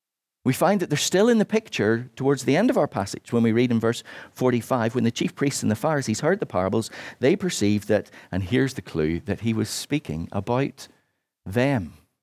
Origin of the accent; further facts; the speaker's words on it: Northern Ireland, United Kingdom; Particularly growing up in Northern Ireland, as I did, this was often very much the position of churches in that part of Ireland.